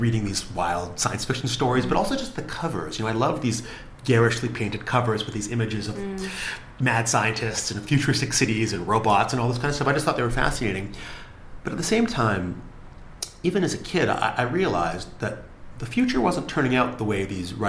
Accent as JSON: {"language": "English", "town": "Vancouver", "region": "British Columbia", "country": "Canada", "tie": "born or raised there", "moved": "yes", "lives_now": "London, United Kingdom", "said": "I grew up in Vancouver where I didn't know anybody in the film industry"}